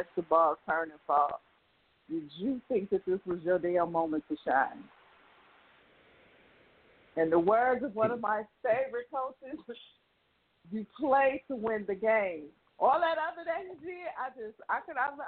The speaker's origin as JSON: {"language": "English", "town": "Chicago", "region": "Illinois", "country": "United States", "said": "I live in Chicago. I'm from Chicago"}